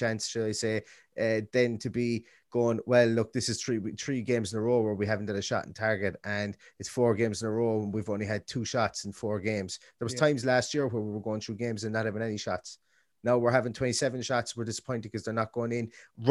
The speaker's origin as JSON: {"language": "English", "country": "Ireland", "said": "we're two fellas from Ireland, so we don't have to walk into work and get shit from Wolves fans."}